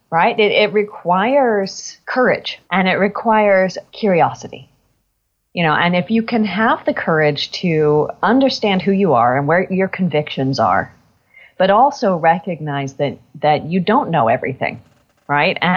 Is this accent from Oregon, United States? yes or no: yes; Portland, Oregon, United States; also born or lived in Eugene; So I was born in Eugene, Oregon